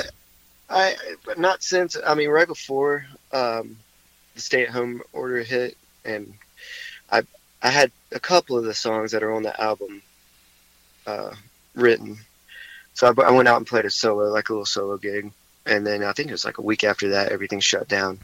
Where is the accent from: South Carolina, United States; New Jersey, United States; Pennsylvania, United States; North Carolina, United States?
North Carolina, United States; High Point; also born or lived in Greensboro; I grew up in High Point, so um, you know, I I lived. I've lived all over the place, but for most of my life, I've lived in High Point and Greensboro